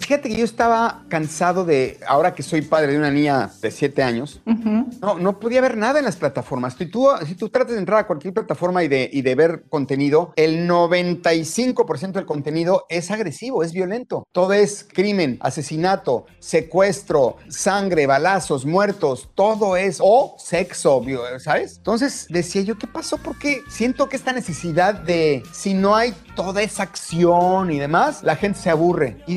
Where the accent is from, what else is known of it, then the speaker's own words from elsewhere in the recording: Mexico; Entonces yo, yo peleé mucho eso, de que no podía yo como mexicano permitir que se cometieran esos errores.